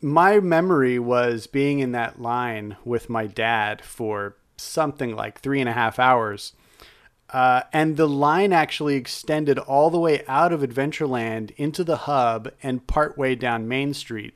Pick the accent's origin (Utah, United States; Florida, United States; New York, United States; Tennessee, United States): Utah, United States; I grew up in Utah